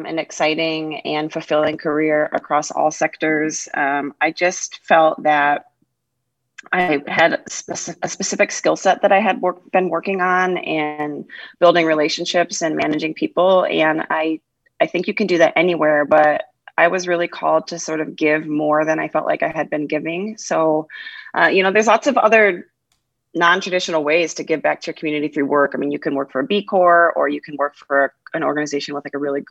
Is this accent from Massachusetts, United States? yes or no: no; just outside of Ann Arbor, Michigan, United States; moved away as an adult; also born or lived in Knoxville, Tennessee; now in Boise, United States; I grew up in Michigan, just outside of the Ann Arbor area